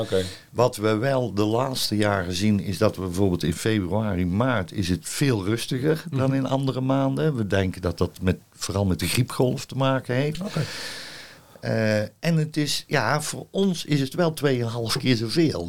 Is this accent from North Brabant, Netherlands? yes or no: yes; North Brabant, Netherlands; moved away as an adult; also born or lived in Zevenbergen / Goeree-Overflakkee; ik kom uit Brabant en ik werk nu zes jaar hier